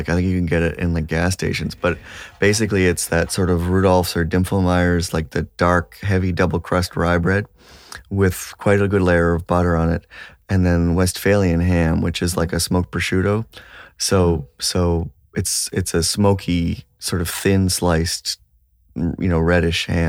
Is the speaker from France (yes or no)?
no; Toronto, Ontario, Canada; now in Nova Scotia, Canada; in Toronto. I grew up in Toronto.